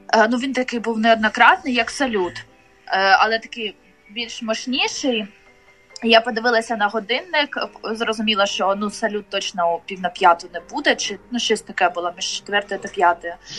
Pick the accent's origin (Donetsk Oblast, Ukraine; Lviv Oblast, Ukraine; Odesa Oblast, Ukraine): Donetsk Oblast, Ukraine; Mariupol; now in Kharkiv, Ukraine; Я родом з Маріуполя, але жила у Харкові з 2008 року